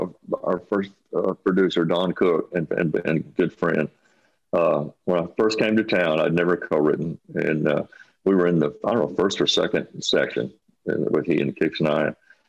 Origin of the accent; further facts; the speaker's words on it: Abilene, Texas, United States; moved away; I said, you're a Texan. I'm a Texan. Wrote this song called … And it's actually about me leaving Abilene to go chase the music thing.